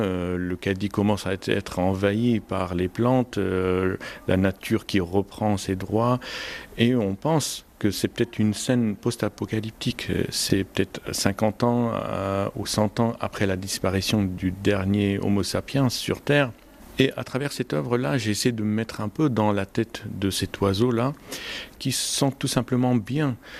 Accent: Homs, Homs Governorate, Syria; moved away as an adult; now in France; La Syrie, ça reste mon pays d'origine

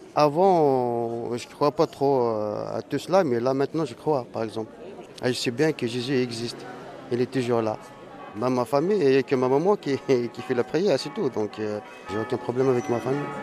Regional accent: Kabylie, Algeria; moved away as an adult; now in France; je suis un Algérien d'origine kabyle

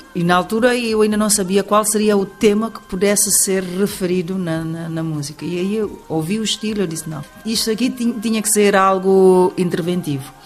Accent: Guinea-Bissau

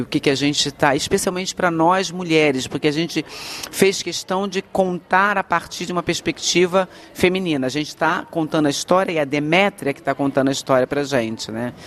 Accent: Rio de Janeiro, Brazil; moved away; eu sou do Rio, eu sou tá carioca

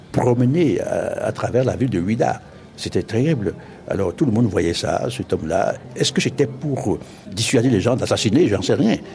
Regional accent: Oujda, Oriental, Morocco; j'ai revu dans Ouida, dans ma ville natale, les événements tels que j'étais passé, à peu près, dans les années 38.

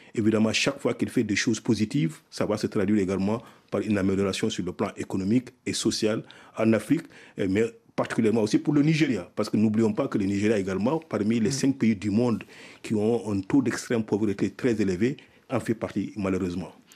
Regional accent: Mauritania; moved away as an adult; also born or lived in Senegal; j'ai fait mon primaire, mon secondaire dans mon pays natal, la Mauritanie.

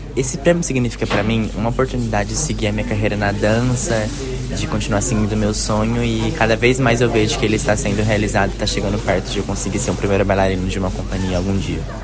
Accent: Matão, São Paulo, Brazil; now in Goiânia, Brazil; em Matão, no interior de São Paulo. Eu comecei lá com 11 anos.

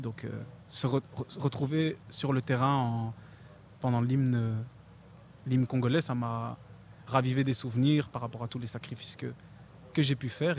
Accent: Belgium; La Belgique, je suis né là-bas, j'ai joué là-bas, je suis belge

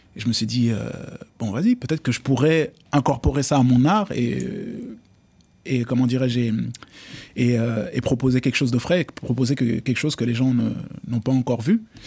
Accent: Paris, Île-de-France, France; also born or lived in Dakar, Senegal / Casamance, Senegal; J'ai grandi sur Paris.

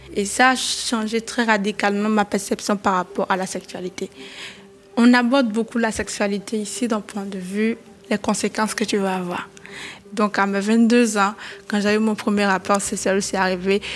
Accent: Avrankou, Ouémé, Benin; j'ai grandi ici

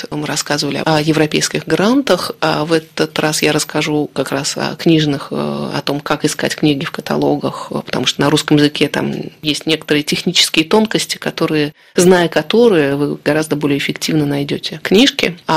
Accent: Saint Petersburg, Russia; я родом из Петербурга, европейские, русские такие.

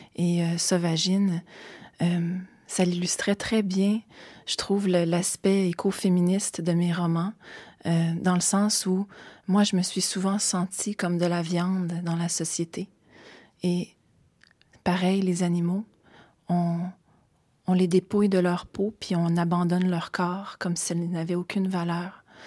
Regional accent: Montreal, Quebec, Canada; also born or lived in Kamouraska; j'ai grandi à Montréal

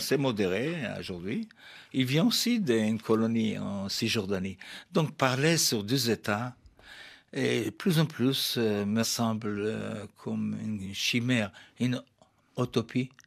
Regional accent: Jaffa, Tel Aviv District, Israel; also born or lived in Germany; Jaffa, c'est ma ville natale

